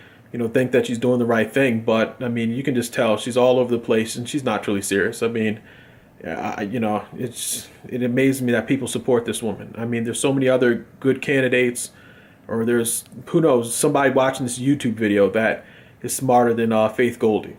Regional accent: United States; I'm a Democrat from America

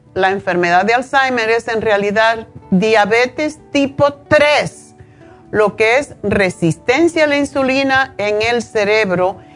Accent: Cuba; yo soy cubana

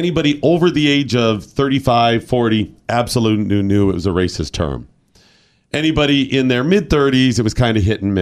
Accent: Cleveland, Ohio, United States; I'm from Cleveland

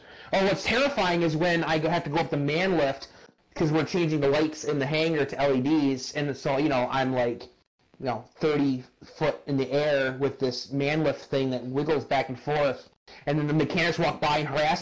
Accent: Michigan, United States

